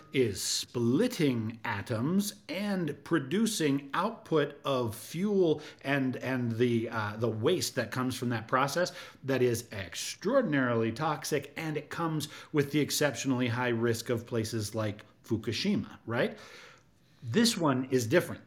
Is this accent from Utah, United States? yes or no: yes; Utah, United States; I grew up in Utah as a child